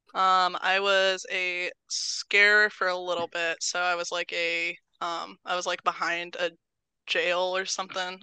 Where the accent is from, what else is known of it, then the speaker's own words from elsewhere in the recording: Terre Haute, Indiana, United States; I'm born and raised in Terre Haute. Been here my whole life.